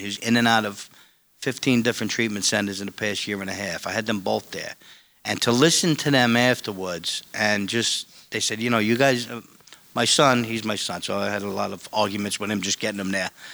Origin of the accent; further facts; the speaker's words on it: New York City, New York, United States; where I grew up in Staten Island